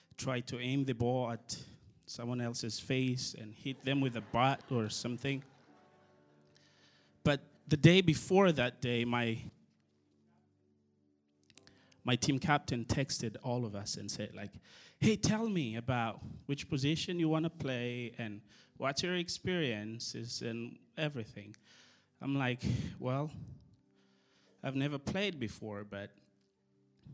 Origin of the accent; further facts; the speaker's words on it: Madagascar; now in United States; I'm from Madagascar